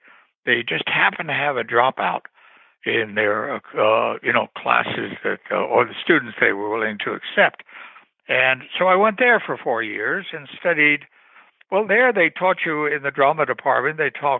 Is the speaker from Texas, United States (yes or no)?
no; New York City, New York, United States; born there; I was born in New York City many, many, many years ago, 1938. at a hospital, I believe, that no longer exists, somewhere around Second Avenue. And I grew up all over the place.